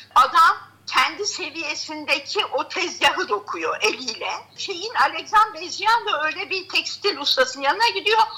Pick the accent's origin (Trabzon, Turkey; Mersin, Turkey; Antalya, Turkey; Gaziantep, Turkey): Gaziantep, Turkey; also born or lived in Arsuz, Hatay; ben tabii İstanbullu değilim, Antepliyim.